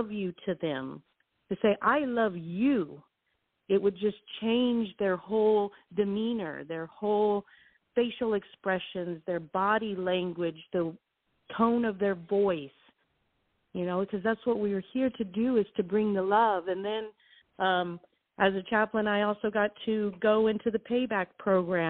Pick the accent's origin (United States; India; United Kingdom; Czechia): United States; California; moved away as an adult; also born or lived in Guam / Las Vegas; I was from California, so I've always been a city person.